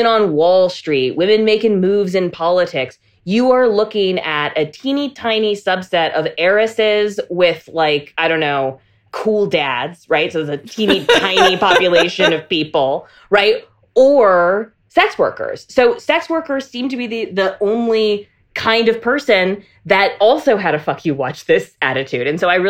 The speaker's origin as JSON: {"language": "English", "region": "North Carolina", "country": "United States", "tie": "born or raised there", "also_born_or_lived": "Germany", "said": "I was raised on military bases. I grew up in Germany and North Carolina, fully immersed in abstinence-only education."}